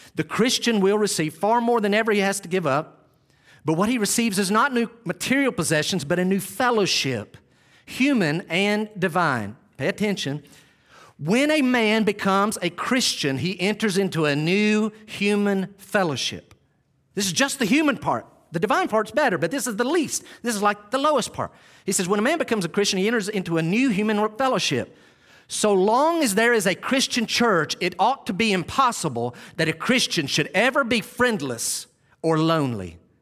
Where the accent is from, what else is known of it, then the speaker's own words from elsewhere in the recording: Western North Carolina, United States; We'd leave Western North Carolina